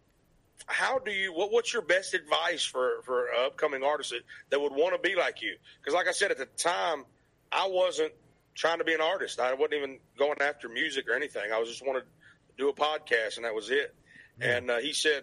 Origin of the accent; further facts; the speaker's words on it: Arkansas, United States; accent: Southern; also born or lived in Memphis, Tennessee; now in Nashville, United States; I was born in Memphis, Tennessee, raised in Arkansas